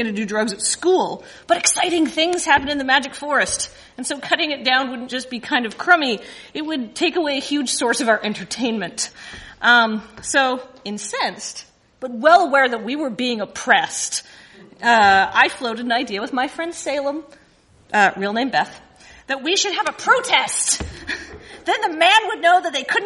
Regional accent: Canada; being Canadian

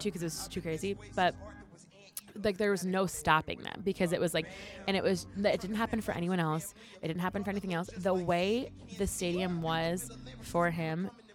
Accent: New Jersey, United States; I'm very Jersey

